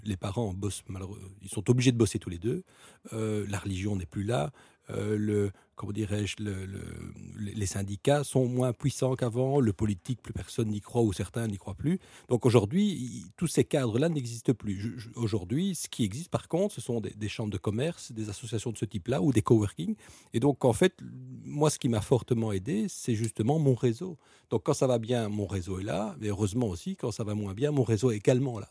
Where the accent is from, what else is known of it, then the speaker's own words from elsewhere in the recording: Belgium; on est une petite nation, un petit pays euh, multilingue